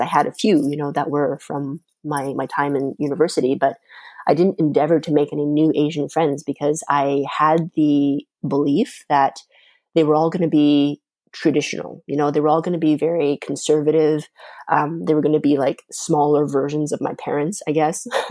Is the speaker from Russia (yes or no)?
no; Canada; first language Mandarin; English is a second language; also born or lived in China; now in Montreal, Canada; when I had just first arrived in Canada